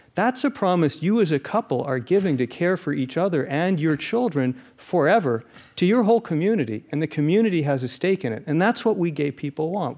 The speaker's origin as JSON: {"language": "English", "town": "Phoenix", "region": "Arizona", "country": "United States", "tie": "born or raised there", "said": "Phoenix, Arizona"}